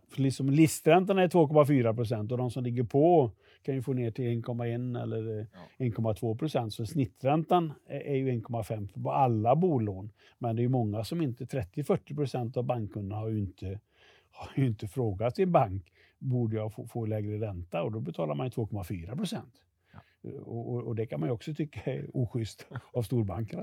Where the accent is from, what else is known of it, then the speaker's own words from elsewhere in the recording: Västergötland, Västra Götaland, Sweden; jag kommer från Västergötland